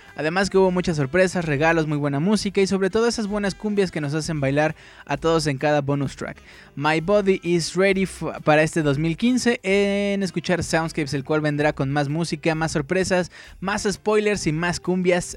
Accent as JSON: {"language": "Spanish", "region": "Mexico City", "country": "Mexico", "said": "yo no soy hidrocálido, yo soy del Distrito Federal"}